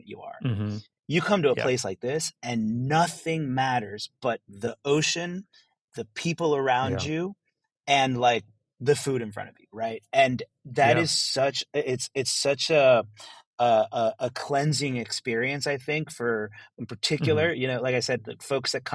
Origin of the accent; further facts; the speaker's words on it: rural Maryland, United States; moved away as an adult; also born or lived in New York; now in El Salvador; When I was growing up in America, in rural Maryland, you know, in the 1980s and 1990s